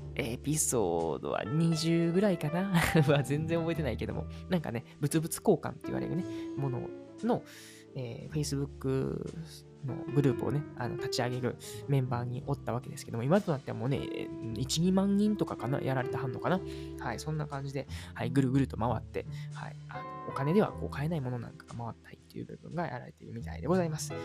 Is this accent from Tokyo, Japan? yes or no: no; Uji, Kyoto, Japan; 僕の地元である宇治市